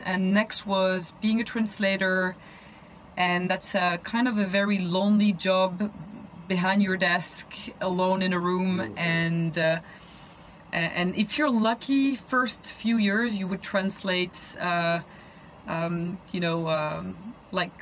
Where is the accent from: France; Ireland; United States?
France; Paris, Île-de-France; I grew up in Paris. I'm a rat of the city. I've always lived in a city and always lived in Paris.